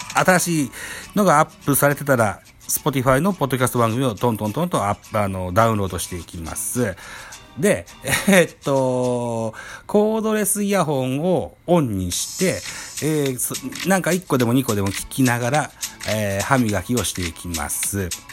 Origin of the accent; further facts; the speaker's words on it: Shimane, Japan; 僕は島根県出身なんですけど、本当に東の先っぽに住んでて、隣町が鳥取県米子市になるわけですよ